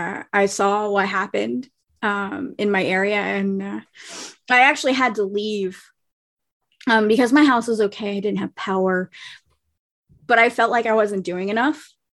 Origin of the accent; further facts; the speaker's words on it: New Orleans, Louisiana, United States; I'm from New Orleans. So, and I also lived down in the lower parishes for a little while.